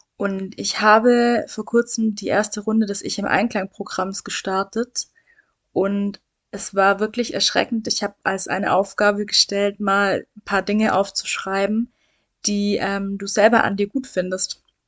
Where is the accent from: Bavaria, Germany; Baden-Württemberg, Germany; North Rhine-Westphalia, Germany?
Baden-Württemberg, Germany; Swabia; ich komme aus dem Schwaberländle, hört man